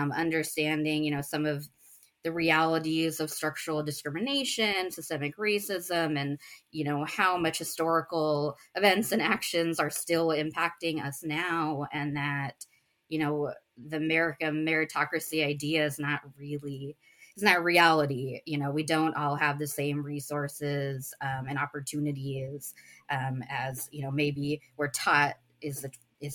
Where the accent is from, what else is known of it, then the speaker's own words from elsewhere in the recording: United States; I'm Indian American. My parents immigrated from India in the 80s, but I was born here in the States